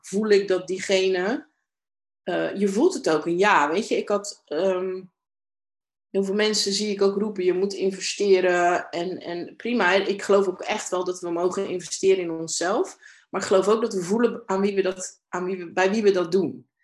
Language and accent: Dutch; Domburg, Zeeland, Netherlands; ik ben in Domburg opgegroeid, een kustplaatsje hier in Zeeland